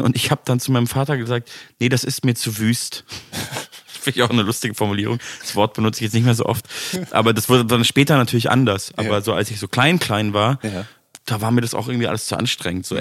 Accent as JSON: {"language": "German", "town": "Munich", "region": "Bavaria", "country": "Germany", "tie": "born or raised there", "moved": "as an adult", "lives_now": "Berlin, Germany", "said": "meiner Heimatstadt zu tun hat, weil ich da halt aufgewachsen"}